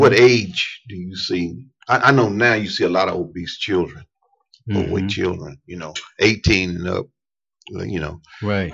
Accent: East Tennessee, United States; I was raised in East Tennessee

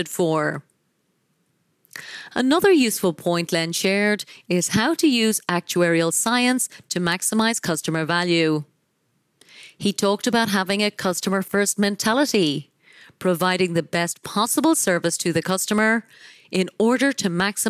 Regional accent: Ireland; my home country of Ireland

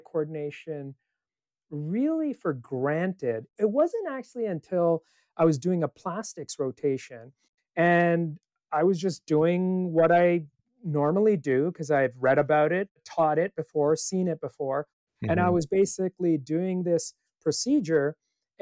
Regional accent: Canada; moved away as an adult; also born or lived in Palo Alto, California; now in Santa Cruz, United States; I grew up in Canada

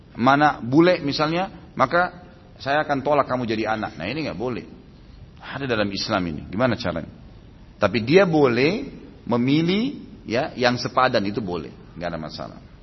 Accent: Makassar, South Sulawesi, Indonesia; saya waktu itu lahir di kota Makassar

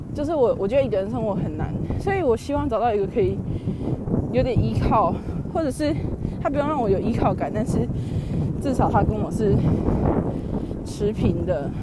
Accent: Taiwan; moved away; 我太自台湾

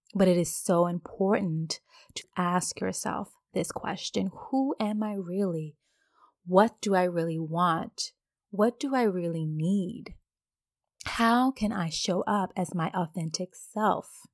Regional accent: Virginia, United States; moved away as an adult; now in Dubai, United Arab Emirates; I'm originally from Virginia

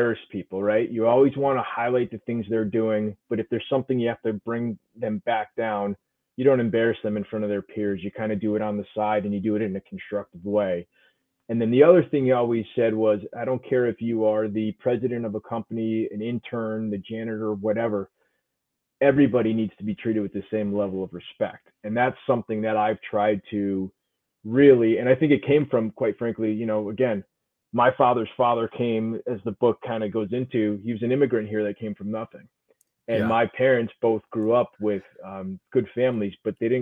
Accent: East Hartford, Connecticut, United States; also born or lived in Glastonbury, Connecticut / New York City; I was born in East Hartford, grew up in East Hartford and Glastonbury.

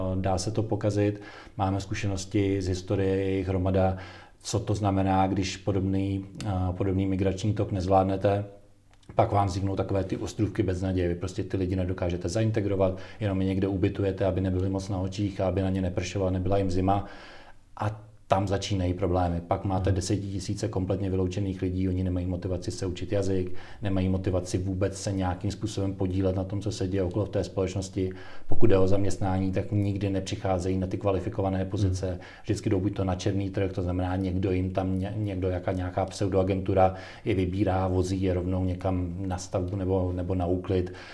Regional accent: Czechia

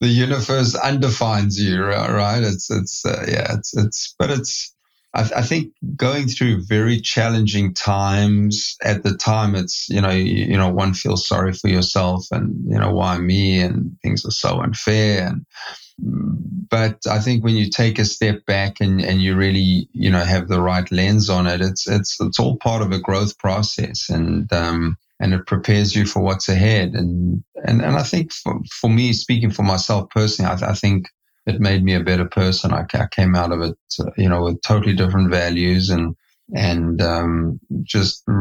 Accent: South Africa; moved away as an adult; now in United States; I'm born and raised in South Africa

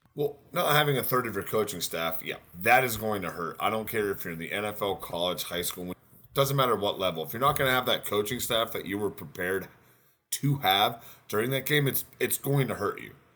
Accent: the Carolinas, United States; I'm from Carolina

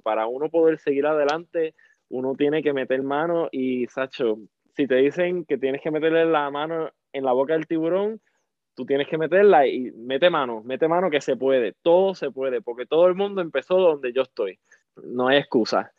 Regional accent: Salinas, Puerto Rico; now in Washington State, United States; yo soy de Puerto Rico, Salinas, Puerto Rico, y vivo en los Estados Unidos en estos momentos, en Washington State.

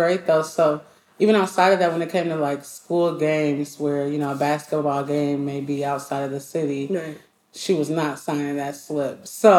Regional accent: Rockford, Illinois, United States; Illinois, Rockford, Illinois. So I'm a little bit outside of Chicago. A lot of people don't know about it, but I have to represent it, Rockford.

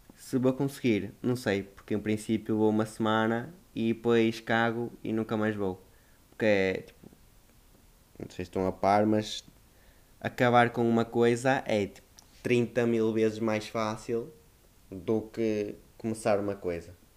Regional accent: Northern Portugal, Portugal; accent: northern; tenho reparado que o meu sotaque afinal é mais do norte do que o que eu achava

